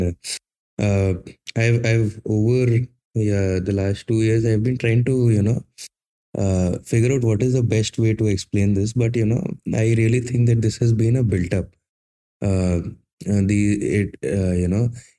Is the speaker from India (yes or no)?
yes; Jamshedpur, Jharkhand, India; I am from Jamshedpur, Jharkhand